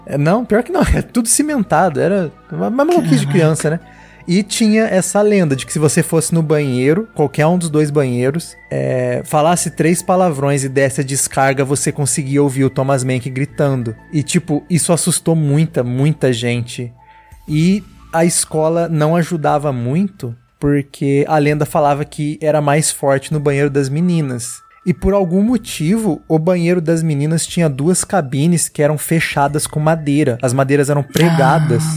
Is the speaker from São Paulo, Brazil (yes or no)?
yes; Assis, São Paulo, Brazil; moved away; eu sou do interior de São Paulo